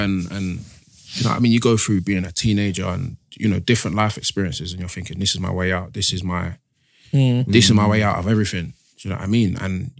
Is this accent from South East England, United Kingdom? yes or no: no; East Dulwich, London, United Kingdom; East Dulwich.